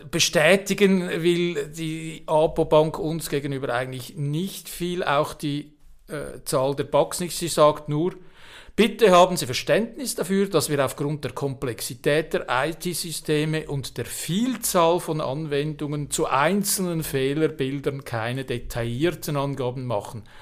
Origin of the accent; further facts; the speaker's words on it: Switzerland; Ich als äh, Schweizer Patriot bin natürlich ein bisschen traumatisiert